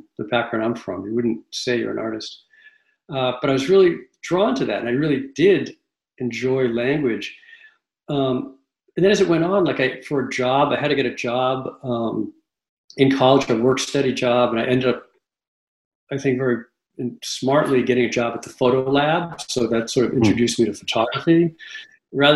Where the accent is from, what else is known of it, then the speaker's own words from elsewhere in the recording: Massachusetts, United States; now in Red Hook, United States; I grew up in Massachusetts